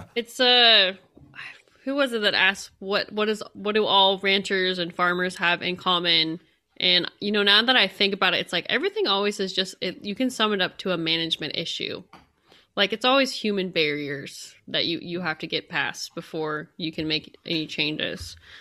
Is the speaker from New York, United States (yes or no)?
no; San Joaquin Valley, California, United States; moved away; I am from California, from the San Joaquin Valley